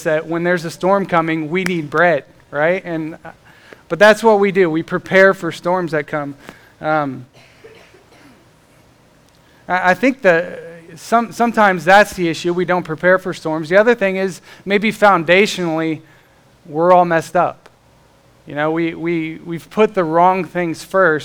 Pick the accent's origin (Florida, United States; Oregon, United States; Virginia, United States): Florida, United States; now in Indiana, United States; I grew up in Florida and we had hurricanes down there